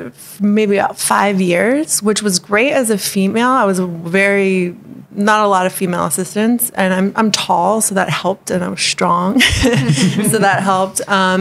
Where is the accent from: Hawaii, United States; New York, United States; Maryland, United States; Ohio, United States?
Hawaii, United States; And growing up in Hawaii wasn't necessarily easy because there's a lot of being a haole and all that stuff.